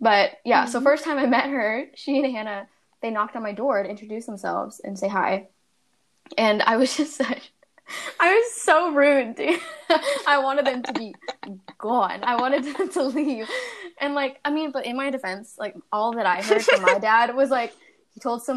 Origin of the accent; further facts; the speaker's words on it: Bay Area, California, United States; moved away as an adult; now in New York, United States; I grew up in the Bay Area in California, like San Francisco area.